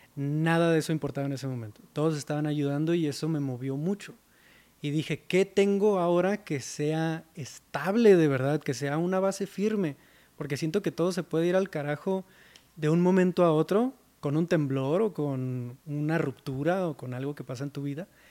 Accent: Mexicali, Baja California, Mexico; moved away as an adult; now in Mexico City, Mexico; Yo soy de Mexicali, Baja California, del norte de México, y me mudé a Ciudad de México en 2017.

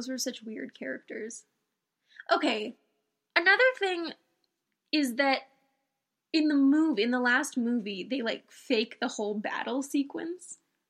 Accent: New Mexico, United States; I guess I'm from New Mexico and I'm very pale.

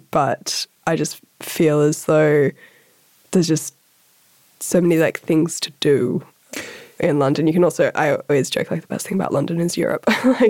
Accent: Sydney, New South Wales, Australia; moved away as an adult; I also grew up in Sydney's eastern suburbs and it's a very particular community.

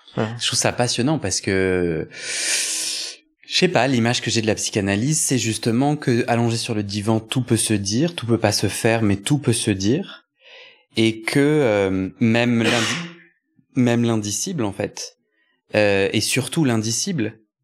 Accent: Versailles, Île-de-France, France; moi j'ai grandi à Versailles

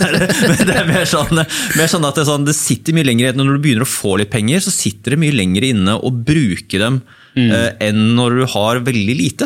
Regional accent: Bærum, Akershus, Norway; jeg er oppvokst her i Bærum

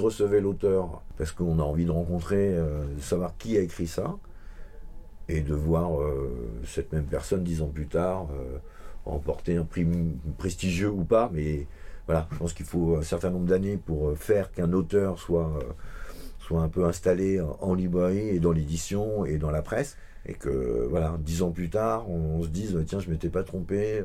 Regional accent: Vincennes, Île-de-France, France; quand on vient de Vincennes

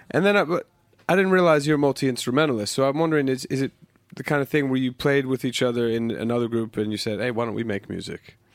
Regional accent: United States; now in London, United Kingdom; growing up in the States

